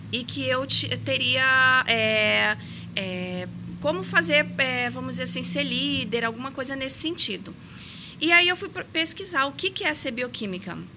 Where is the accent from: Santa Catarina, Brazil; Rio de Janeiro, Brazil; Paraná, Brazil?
Paraná, Brazil; Ponta Grossa; como o meu pai é militar, eu morei em vários lugares do país, tanto que eu sou paranaense.